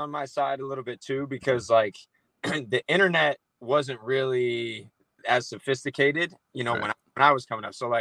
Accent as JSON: {"language": "English", "town": "Scottsdale", "region": "Arizona", "country": "United States", "said": "I'm from Arizona, Scottsdale, to be specific"}